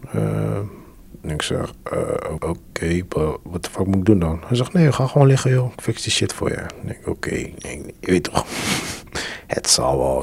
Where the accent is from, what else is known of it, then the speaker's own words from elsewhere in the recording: Curaçao; now in Netherlands; ik kom ook van Curaçao